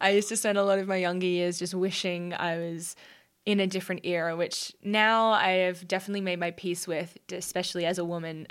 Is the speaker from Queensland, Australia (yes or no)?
yes; Brisbane, Queensland, Australia; I grew up on the Bayside of Brisbane, so around the Redlands